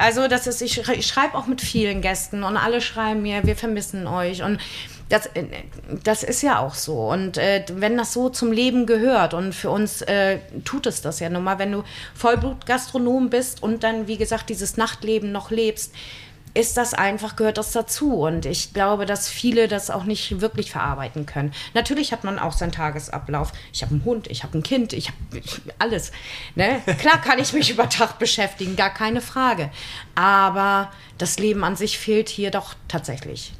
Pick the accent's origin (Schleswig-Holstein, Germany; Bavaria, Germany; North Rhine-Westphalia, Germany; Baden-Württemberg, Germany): Schleswig-Holstein, Germany; Husum; ich bin ja nun auch in Husum aufgewachsen